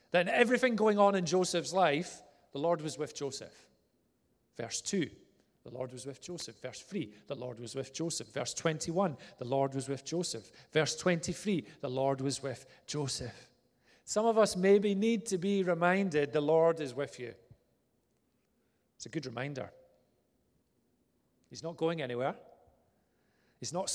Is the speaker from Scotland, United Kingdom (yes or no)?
yes; Vale of Leven, Scotland, United Kingdom; also born or lived in Inverness; of my child years were spent in a place called Vale of Leven near Loch Lomond